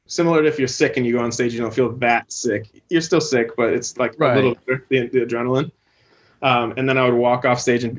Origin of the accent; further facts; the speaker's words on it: Chicago, Illinois, United States; we grew up in Chicago, two blocks from each other's houses